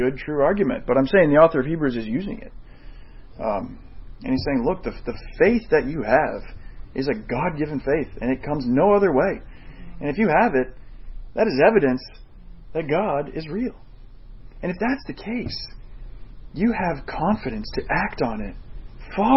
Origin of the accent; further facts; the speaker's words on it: Woodstock, United States; also born or lived in Southbridge; I was born here in Southbridge, and when I was a month old, we moved to Woodstock, and 33 years later, that's where I am